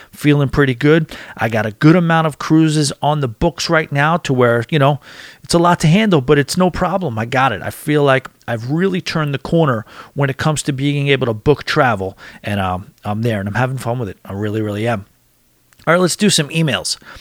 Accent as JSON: {"language": "English", "area": "Long Island", "region": "New York", "country": "United States", "said": "I'm from Long Island."}